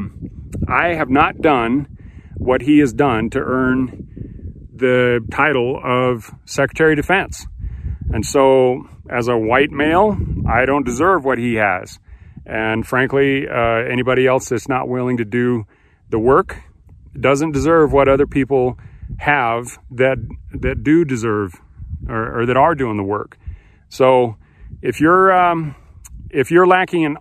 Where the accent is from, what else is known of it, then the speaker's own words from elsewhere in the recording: United States; being an American